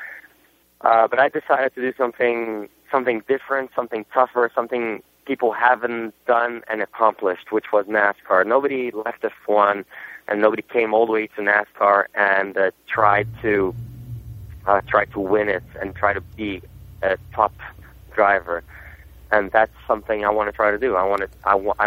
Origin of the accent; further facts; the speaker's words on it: Brazil; first language Portuguese; English is a second language; also born or lived in Germany; now in United States; I wasn't even born in Brazil, to be honest, I was born in Germany, but my culture is pretty Brazilian. I was brought up in Brazil from my